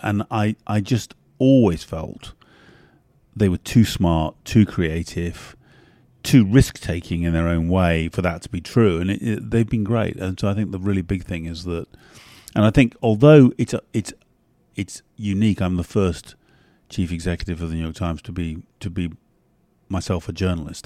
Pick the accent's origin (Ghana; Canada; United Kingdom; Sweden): United Kingdom; London; also born or lived in north of England / Ireland; I'm half Irish, but essentially the English elite, London elite